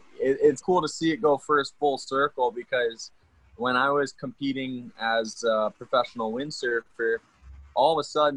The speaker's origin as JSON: {"language": "English", "town": "Kahana", "region": "Hawaii", "country": "United States", "tie": "born or raised there", "said": "I grew up here on West Maui over in Kahana."}